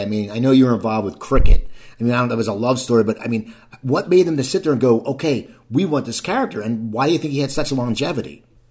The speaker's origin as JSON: {"language": "English", "region": "New Jersey", "country": "United States", "tie": "born or raised there", "said": "I grew up in New Jersey"}